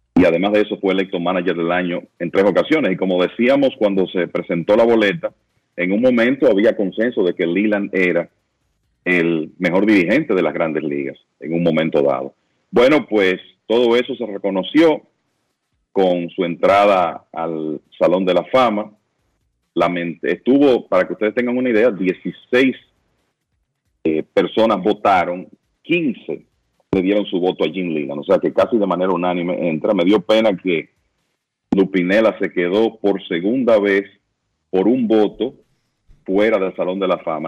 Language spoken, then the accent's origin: Spanish; Santiago de los Caballeros, Santiago, Dominican Republic; me siento como santiaguero orgulloso de lo que se pudo hacer aquí